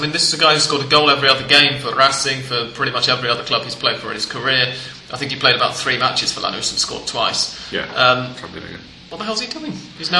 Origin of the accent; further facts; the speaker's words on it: England, United Kingdom; now in Buenos Aires, Argentina; because I'm English